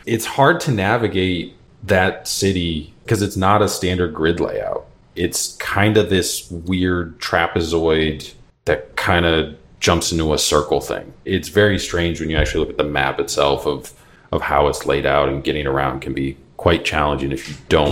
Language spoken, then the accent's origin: English; Cape Cod, Massachusetts, United States; I grew up on Cape Cod